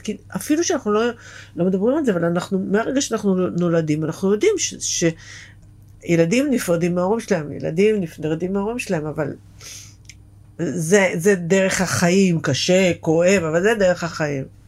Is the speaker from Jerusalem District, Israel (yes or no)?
no; Beersheba, Southern District, Israel; moved away; זה איפה שגדלתי, בבאר שבע